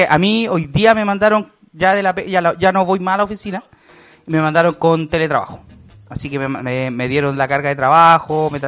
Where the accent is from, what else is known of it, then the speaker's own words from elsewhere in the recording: Santiago, Santiago Metropolitan Region, Chile; De Santiago, Chile.